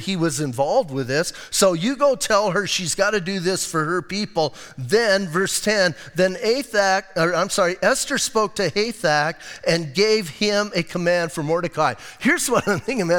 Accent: Bisbee, Arizona, United States; moved away as an adult; now in Sierra Vista, United States; I was born in Bisbee. I'm going to die in Bisbee

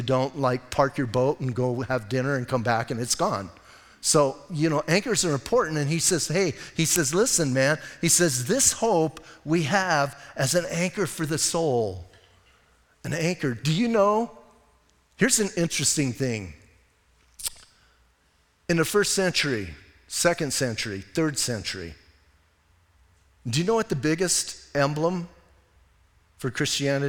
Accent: Southwest, United States; I was born and raised in the Southwest

